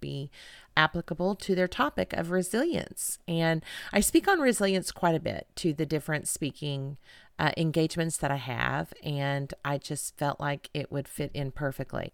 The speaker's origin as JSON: {"language": "English", "town": "Edmond", "region": "Oklahoma", "country": "United States", "tie": "born or raised there", "said": "here in Edmond, Oklahoma, my hometown"}